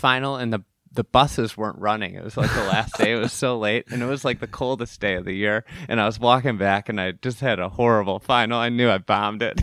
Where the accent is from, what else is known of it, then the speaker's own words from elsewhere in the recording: Illinois, United States; We're both from Illinois.